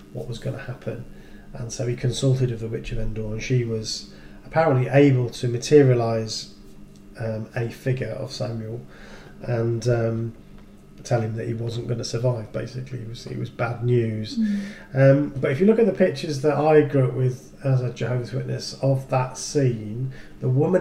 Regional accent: England, United Kingdom; now in Yorkshire, United Kingdom; both born and bred in England

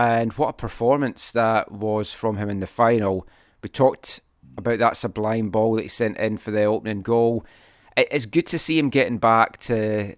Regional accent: Scotland, United Kingdom; I'm Scottish.

